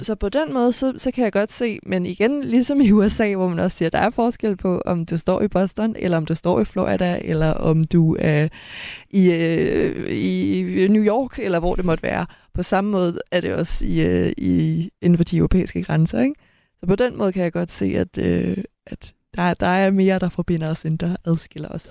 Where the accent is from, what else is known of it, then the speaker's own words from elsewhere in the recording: Denmark; man siger, at jeg er fra Danmark